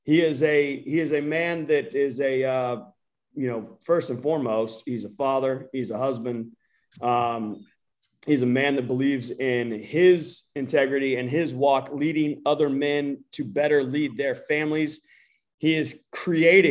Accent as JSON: {"language": "English", "country": "United States", "said": "I'm American"}